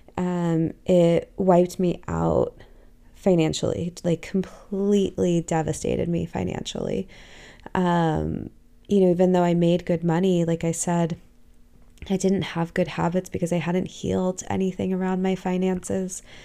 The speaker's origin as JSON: {"language": "English", "town": "Los Angeles", "region": "California", "country": "United States", "tie": "born or raised there", "said": "I grew up in Southern California, in, in the heart of Los Angeles"}